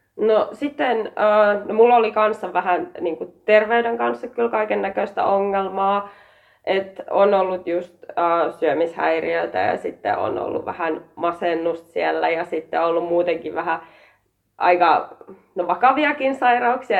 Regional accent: Partaharju, Savo, Finland; also born or lived in Jäppilä; mä tuun Savosta, ää, Partaharjulta

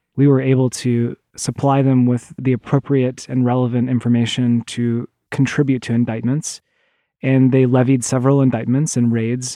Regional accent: Oklahoma, United States; moved away; I grew up in the Midwest, in, in Oklahoma

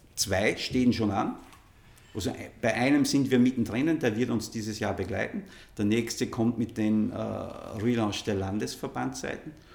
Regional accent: Innviertel, Upper Austria, Austria; ich bin einfach von meinem Ursprung und all meinen Karrieren immer wieder zu Hause im Innviertel gewesen und das ist mein, meine Heimat

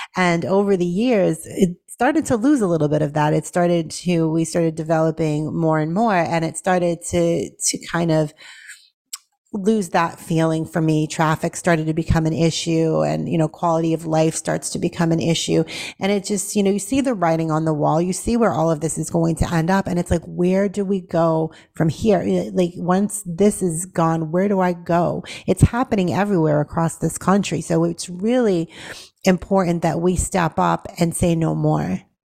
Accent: Boston, Massachusetts, United States; now in Tennessee, United States; born and raised in Boston, Massachusetts

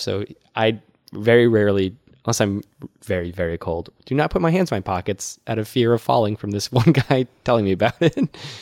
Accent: Worcester, Massachusetts, United States; That's my hometown

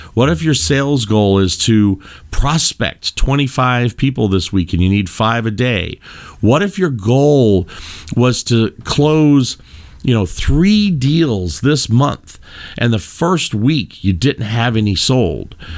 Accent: Louisville, Kentucky, United States; I am from Louisville, Kentucky, originally born and bred, uh, in the bluegrass state

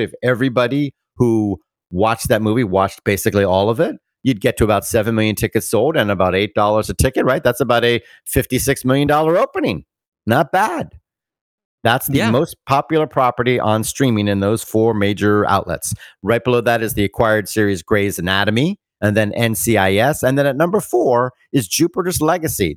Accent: Bermuda; moved away; Bermuda, my hometown

